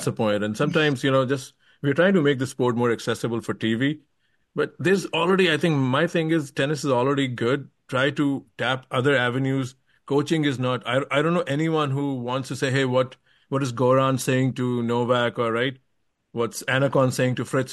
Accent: India; moved away as an adult; now in United States; I came to US when I was 19 from India, and I've mm. lived here all my life since

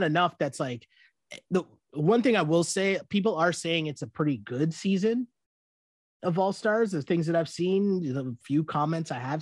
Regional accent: Canada; we're Canadian

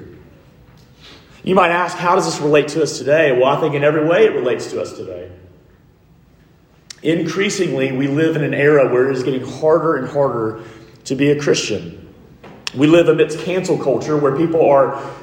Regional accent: Montgomery, Alabama, United States; I grew up in Montgomery, Alabama

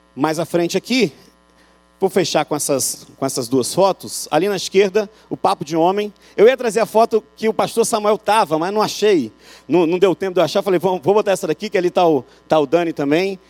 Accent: Rio, Rio de Janeiro, Brazil; moved away as an adult; now in Euclides da Cunha, Brazil; O sotaque entrega que eu sou do Rio

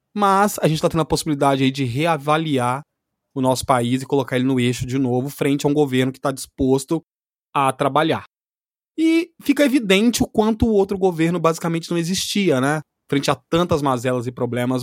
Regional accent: Brazil; enquanto brasileiro

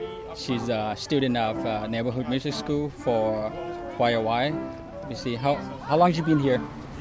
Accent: Thailand; now in Monterey Park, United States; I'm from Thailand, originally.

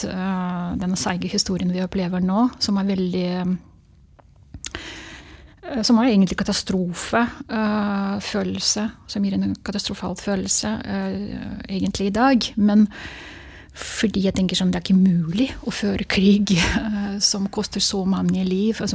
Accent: Sakha Republic, Russia; Jeg, ok, jeg er fra Russland, men jeg er jakut. Og jeg har mitt eget språk.

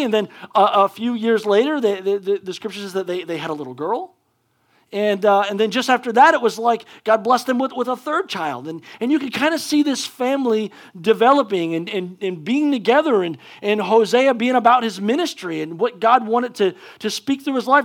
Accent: United States; as an American

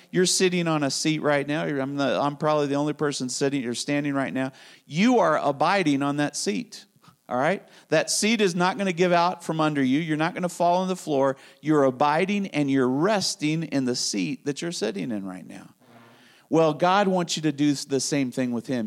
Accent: Spain; moved away; I grew up in Spain

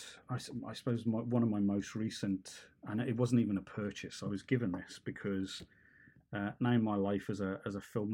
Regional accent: near Stourbridge, West Midlands, United Kingdom; originally from Stourbridge in the West Midlands, which is a stone's throw from where I grew up

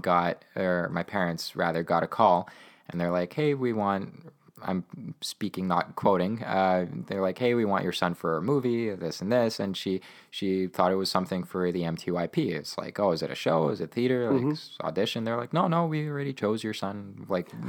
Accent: Winnipeg, Manitoba, Canada; born or raised there; first language Ukrainian; English is a second language

